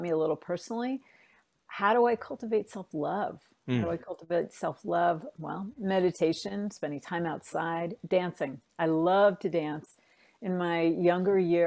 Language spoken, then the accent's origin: English; New York, United States; accent: New York; moved away as an adult; now in Bay Area, United States; I grew up in and around New York, and which you might hear a little New York in my voice